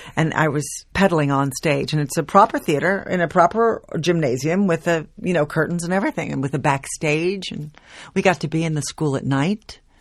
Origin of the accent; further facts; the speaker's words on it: Baldwin, United States; I also worked with community theaters while I was growing up in Baldwin